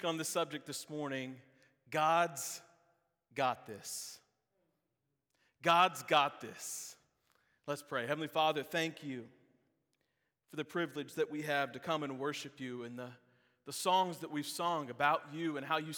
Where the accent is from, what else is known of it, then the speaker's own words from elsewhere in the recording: Georgia, United States; now in Florida, United States; I grew up in Georgia